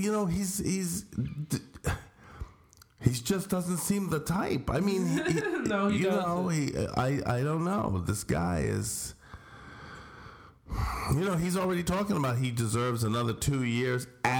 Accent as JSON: {"language": "English", "town": "Scranton", "region": "Pennsylvania", "country": "United States", "said": "And I'm from Scranton, a real shithole."}